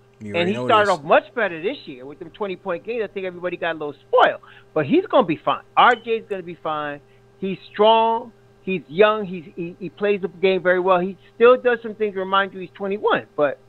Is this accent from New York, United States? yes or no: yes; Hempstead, New York, United States; I was born in Hempstead.